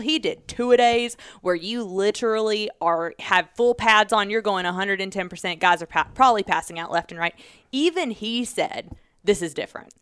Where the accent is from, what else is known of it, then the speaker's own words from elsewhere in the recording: Georgia, United States; I'm from Georgia